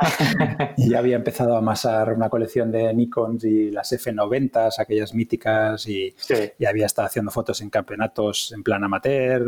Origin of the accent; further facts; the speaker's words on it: villages near Barcelona, Catalonia, Spain; also born or lived in Ginestar / La Garriga; now in Tarragona, Spain; yo nací en Barcelona, pero eh, me vine a vivir a, Tarragona con 18 años cuando estaba haciendo COU. Y bueno, mi infancia ha sido en, pueblos de cerca de Barcelona